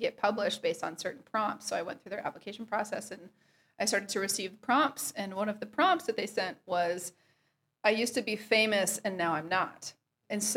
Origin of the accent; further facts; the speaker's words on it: Waukee, Iowa, United States; moved away as an adult; also born or lived in Des Moines, Iowa / Portland, Oregon; now in Nashville, United States; I'm from Waukee, Iowa, which is west of Des Moines